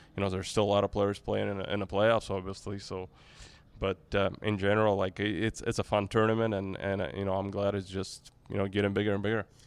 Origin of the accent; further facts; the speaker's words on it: Saint Petersburg, Russia; in Saint Petersburg, my hometown